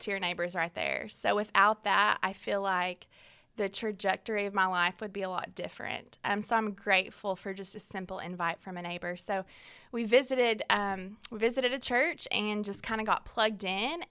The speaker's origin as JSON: {"language": "English", "town": "Fort Smith", "region": "Arkansas", "country": "United States", "tie": "born or raised there", "said": "I am from Fort Smith, Arkansas, born and raised there"}